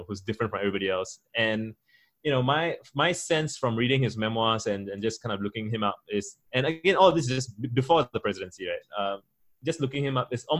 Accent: Singapore; I'm a Singaporean Tamil, I'm Indian, I'm a minority in majority Chinese Singapore

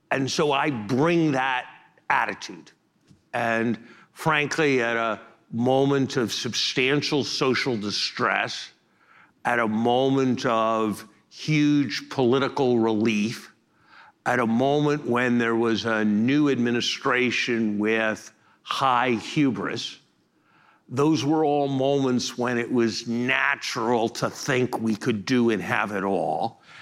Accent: Uganda; I'm from Uganda in Africa.

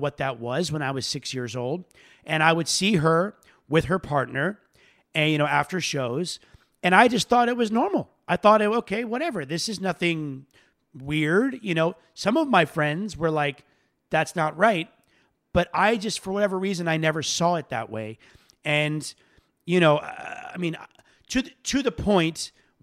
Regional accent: Florida, United States; I'm from Florida

